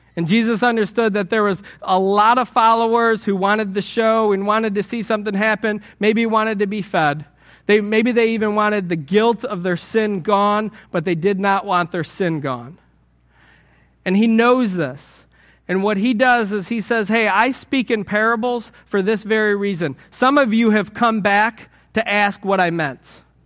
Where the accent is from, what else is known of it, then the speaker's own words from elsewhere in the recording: United States; I'm an American.